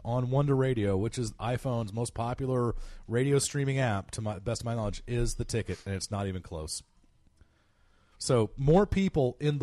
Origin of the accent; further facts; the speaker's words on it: Oklahoma City, Oklahoma, United States; I come from the Oklahoma City area